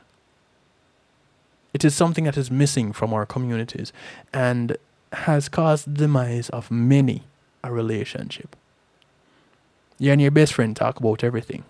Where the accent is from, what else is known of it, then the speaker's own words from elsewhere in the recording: Jamaica; Growing up in Jamaica